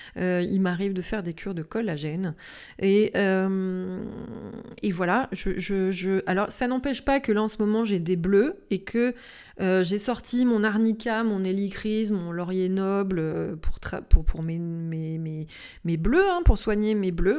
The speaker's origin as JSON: {"language": "French", "town": "Lyon", "region": "Auvergne-Rhône-Alpes", "country": "France", "said": "chez nous, par exemple, à Lyon"}